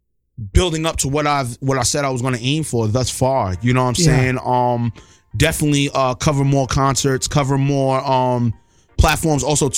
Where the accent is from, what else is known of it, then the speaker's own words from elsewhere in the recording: New York City, New York, United States; me being from the town I was raised in Laurelton, Queens, where I witnessed black ownership, people that owned their houses, people that had businesses.